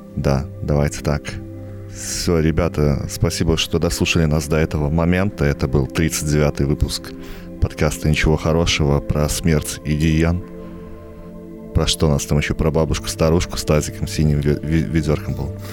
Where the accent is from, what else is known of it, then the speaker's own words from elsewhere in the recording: Belarus; also born or lived in Vitebsk; мы, бедные нищие белорусы